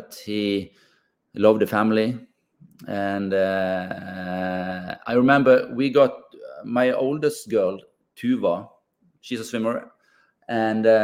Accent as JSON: {"language": "English", "town": "Bergen", "region": "Vestland", "country": "Norway", "tie": "born or raised there", "said": "We grew up in the West Coast here, West Coast of Bergen"}